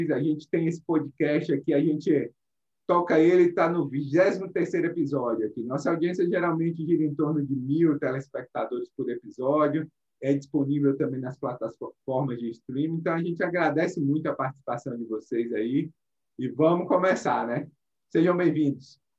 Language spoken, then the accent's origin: Portuguese; Bahia, Brazil; Eu sou baiano também, né? Apesar do meu sotaque estar tá um pouco diferente.